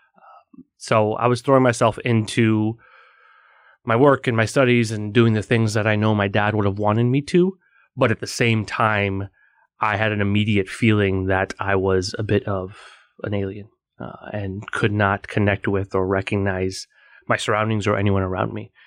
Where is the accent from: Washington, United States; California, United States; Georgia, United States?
California, United States; Bay Area, Silicon Valley; moved away as an adult; now in New York, United States; I am originally from the Bay Area, uh, Silicon Valley. So I'm a California kid who's a, a New York convert